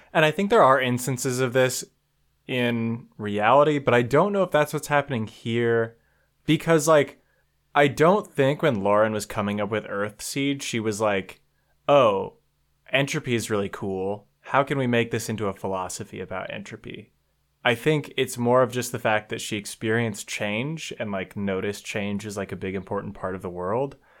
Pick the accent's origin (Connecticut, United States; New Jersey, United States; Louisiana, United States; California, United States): California, United States; near Sacramento; now in Minnesota, United States; I grew up in California, uh, near Sacramento, actually